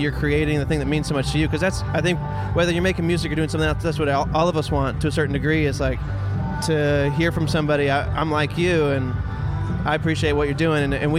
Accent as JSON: {"language": "English", "region": "North Carolina", "country": "United States", "said": "You know, we're from North Carolina. I think we fit in with that state's tradition of music"}